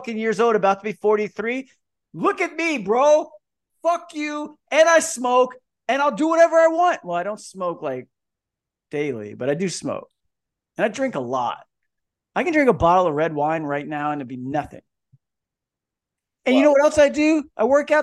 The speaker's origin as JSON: {"language": "English", "town": "Kissimmee", "region": "Florida", "country": "United States", "tie": "born or raised there", "also_born_or_lived": "California", "moved": "yes", "lives_now": "Virginia, United States", "said": "I grew up in Florida"}